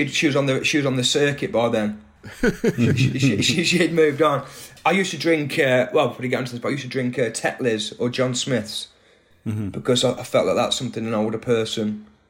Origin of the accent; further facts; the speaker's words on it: Atherstone, West Midlands, United Kingdom; Atherstone, yeah. So I was born in Nuneaton. That's the nearest hospital. Same hospital as Ken Loach.